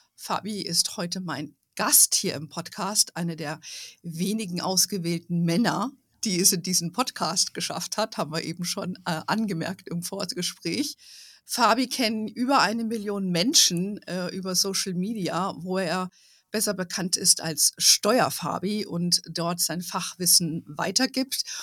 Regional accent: Hesse, Germany; moved away; in Hessen lebt, äh, wo ich früher, wo ich aufgewachsen bin.

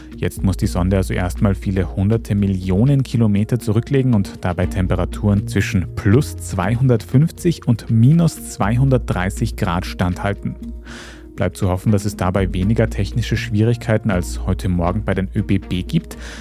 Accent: Austria; bei uns in Österreich

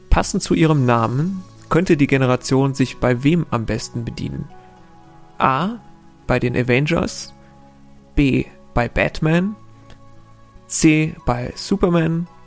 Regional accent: Rhineland, Germany; Als äh, Rheinländer muss ich mich sehr anstrengen, nicht einfach Viertel zu sagen

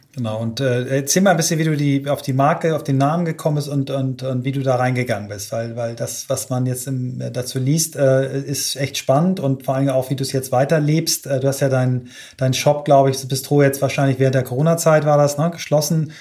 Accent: Kiel, Schleswig-Holstein, Germany; unsere Jugend beide in Kiel verbracht haben

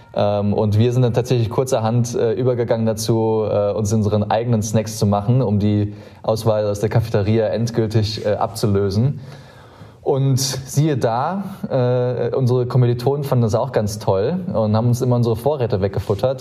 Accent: Saarland, Germany; moved away; ich bin sehr, sehr behütet im Saarland aufgewachsen

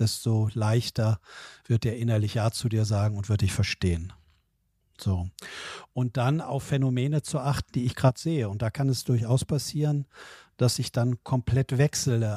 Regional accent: Southern Lower Saxony, Germany; ich bin ja so klassischer Wessi äh, hier groß geworden

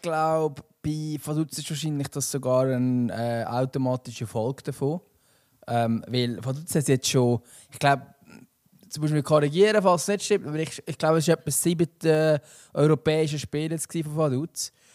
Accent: Switzerland; wir Schweizer

